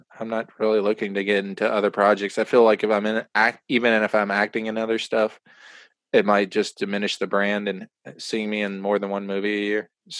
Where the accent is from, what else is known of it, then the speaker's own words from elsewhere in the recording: East Coast, United States; I'm from the East Coast, so when people would lie to me out there, I'd be like, "Oh, you're telling the truth."